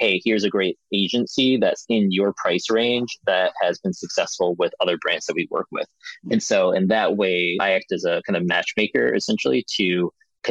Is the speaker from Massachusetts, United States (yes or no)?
no; Chicago, Illinois, United States; now in Madison, United States; I grew up in Chicago, in the city there